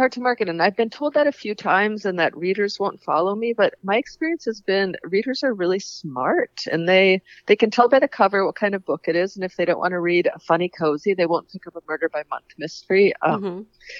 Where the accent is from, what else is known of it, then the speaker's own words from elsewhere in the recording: Paynesville, Minnesota, United States; Painesville, which was my hometown